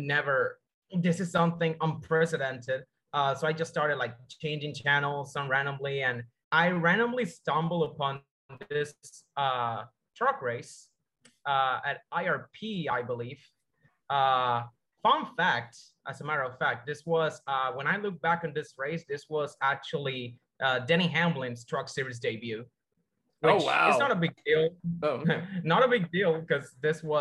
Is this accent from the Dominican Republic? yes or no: yes; Dominican Republic; I'm from the Dominican Republic, actually.